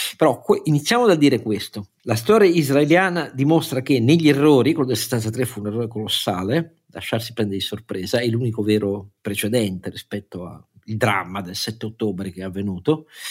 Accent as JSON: {"language": "Italian", "town": "Turin", "region": "Piedmont", "country": "Italy", "said": "io sono torinese"}